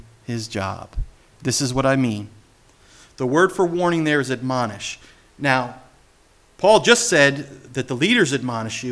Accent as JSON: {"language": "English", "region": "New Jersey", "country": "United States", "said": "I'm from Jersey"}